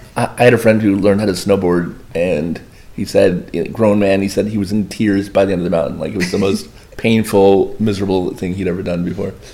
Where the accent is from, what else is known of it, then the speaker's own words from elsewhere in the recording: Boynton Beach, Florida, United States; I'm one of the five actual locals of Boynton Beach.